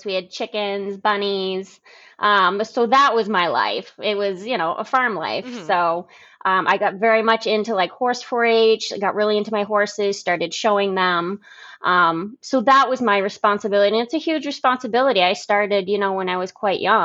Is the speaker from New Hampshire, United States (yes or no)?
yes; Concord, New Hampshire, United States; I moved around a little bit, you know, when I was younger, but mostly in the Concord area